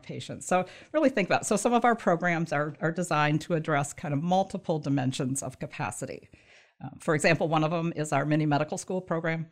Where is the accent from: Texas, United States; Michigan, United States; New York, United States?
Michigan, United States; also born or lived in southern Indiana / northern Kentucky; so I grew up in Michigan